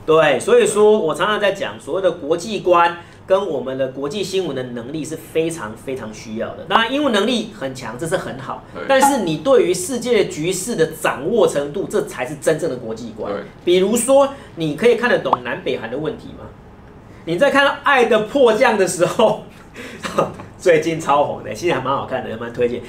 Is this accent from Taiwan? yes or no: yes; Taiwan; 我们台湾人